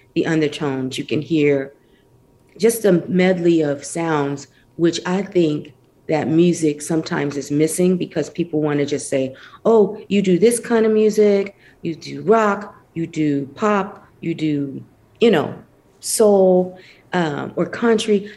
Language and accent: English; Flint, Michigan, United States; I grew up in Flint, Michigan, um, which is in between like Detroit and Saginaw